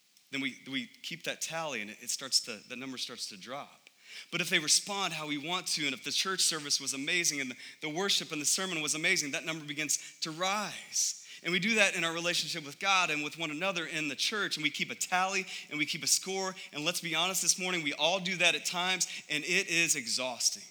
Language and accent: English; United States; I love being an American